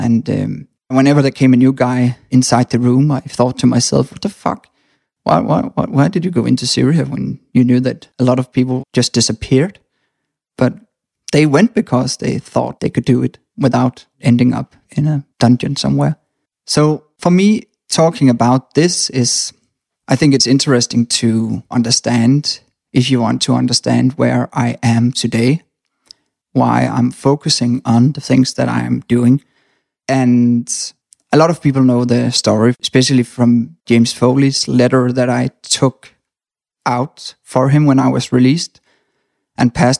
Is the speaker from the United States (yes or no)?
no; Denmark; I was born in Denmark